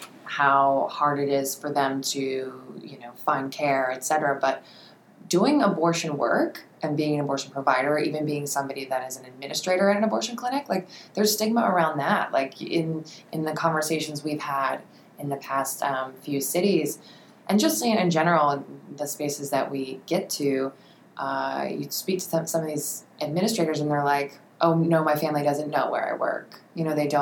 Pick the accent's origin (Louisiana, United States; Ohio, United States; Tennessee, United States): Ohio, United States; moved away; I'm from Ohio